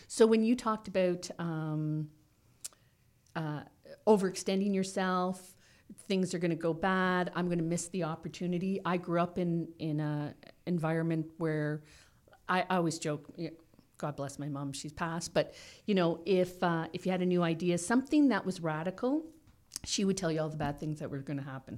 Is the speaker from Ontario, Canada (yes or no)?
yes; Toronto, Ontario, Canada; also born or lived in Guelph / Owen Sound; I grew up in Toronto, and our first house was in Toronto